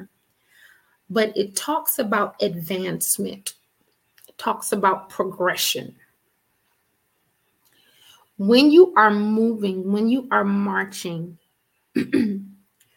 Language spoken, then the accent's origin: English; Richmond, Virginia, United States; I'm from Richmond